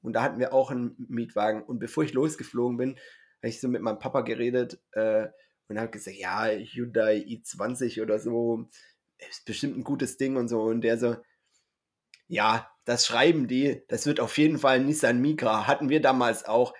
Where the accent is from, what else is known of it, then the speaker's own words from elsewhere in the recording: Swabia, Baden-Württemberg, Germany; ich bin ja Schwabe